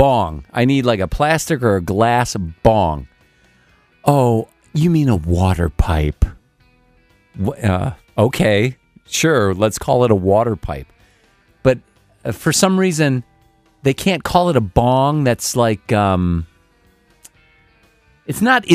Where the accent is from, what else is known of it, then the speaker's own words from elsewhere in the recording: Illinois, United States; I'm from Illinois